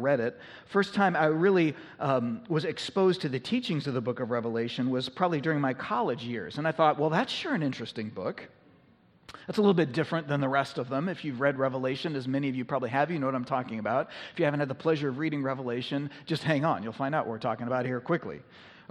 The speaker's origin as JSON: {"language": "English", "country": "United States", "said": "we have been a little bit less of a minority in our society over the course of our nation's history"}